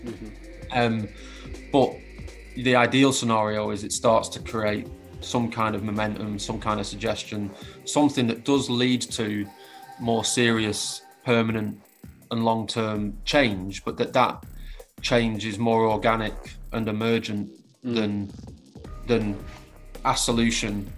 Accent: Preston, North West England, United Kingdom; my hometown of Preston

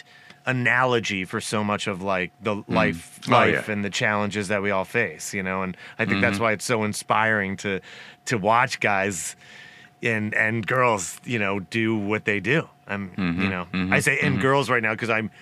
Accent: Abington, Pennsylvania, United States; now in California, United States; growing up in Philly

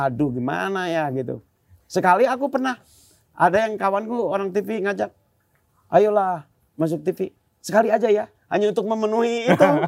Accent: Bandung, West Java, Indonesia; Pas di saya kembali ke tem, ke tempat tinggalku, mikir aku aku jadi rindu Ciwastra ya Bandung hmm. daerahku.

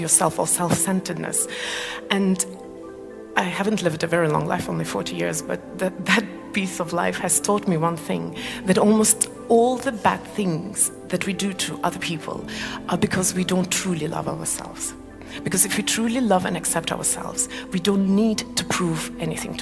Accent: Malaysia; moved away; also born or lived in Estonia; I come from Malaysia, we don't have seasons there

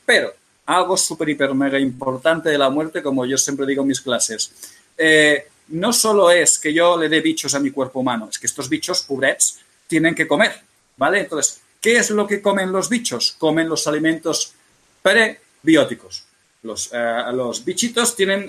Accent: Catalonia, Spain; Yo soy catalán

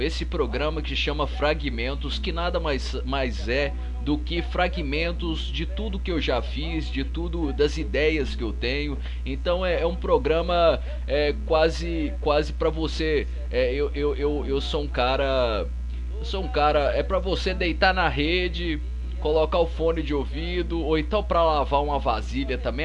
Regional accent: Várzea da Palma, Minas Gerais, Brazil; moved away; eu sou do norte de Minas. Sou do norte de Minas, uma cidade ali perto de Montes Claros. E se chama Várzea da Palma

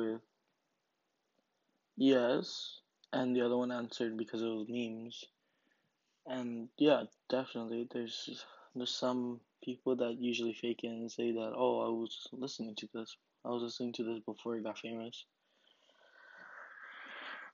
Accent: Harlingen, Texas, United States; my hometown, Harlingen

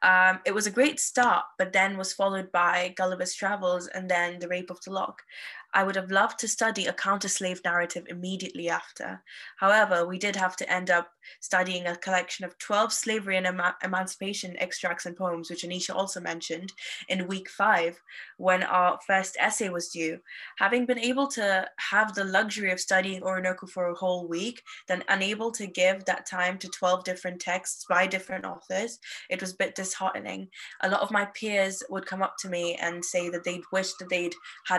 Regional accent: Nigeria; As I'm an Indian student who grew up in Nigeria, my love for literature stems from its ability to preserve identities

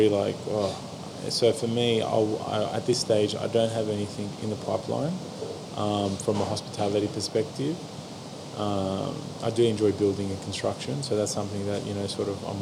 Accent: Australia; also born or lived in Sydney, Australia; being Australian

